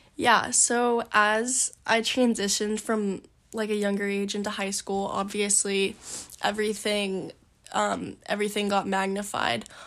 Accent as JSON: {"language": "English", "region": "Maine", "country": "United States", "tie": "born or raised there", "also_born_or_lived": "Portland, Maine / York, Maine / Yarmouth, Maine", "said": "I've lived in Maine my whole life"}